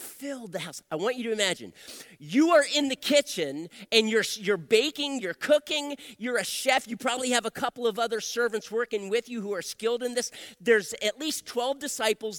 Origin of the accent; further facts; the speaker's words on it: Wilmington, Delaware, United States; moved away as an adult; also born or lived in Phoenix, Arizona; I was born and raised in Wilmington, Delaware